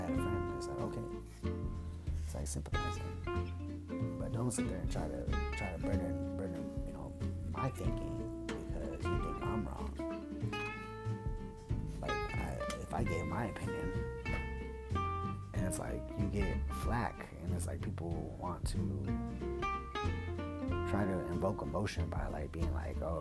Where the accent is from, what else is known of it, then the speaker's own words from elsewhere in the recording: United States; I identify as American because I don't know anything other than that.